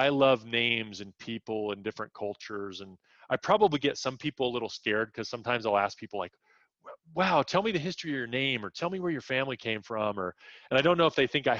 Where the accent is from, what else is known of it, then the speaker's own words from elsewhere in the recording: United States; I grew up in the United States